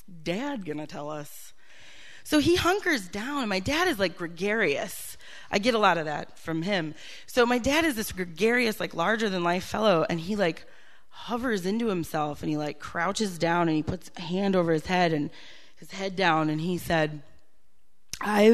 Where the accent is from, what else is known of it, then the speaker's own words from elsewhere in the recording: Green Bay, Wisconsin, United States; also born or lived in Milwaukee, Wisconsin; I grew up in Wisconsin